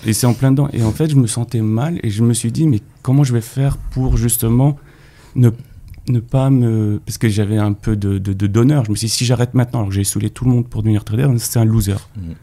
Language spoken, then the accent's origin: French; Paris, Île-de-France, France; also born or lived in Neuilly-sur-Marne; je suis né à Paris, au centre de Paris. Euh, j'ai vécu au centre de Paris